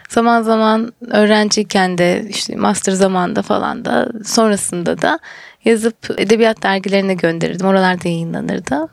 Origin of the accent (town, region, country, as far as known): Birecik, Şanlıurfa, Turkey; moved away as an adult; also born or lived in Isparta / Ankara